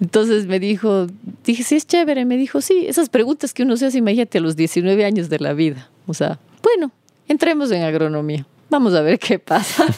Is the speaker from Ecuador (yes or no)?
yes; Cuenca, Azuay, Ecuador; also born or lived in Loja / Vilcabamba / Costa Rica; Yo nací en Cuenca, mi madre cuencana, mi padre lojano siempre hemos estado divididos entre las dos provincias, sí, entre Cuenca y Loja.